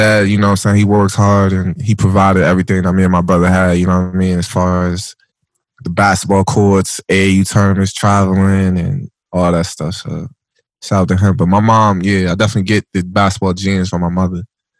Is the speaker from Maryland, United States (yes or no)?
yes; Waldorf, Maryland, United States; born or raised there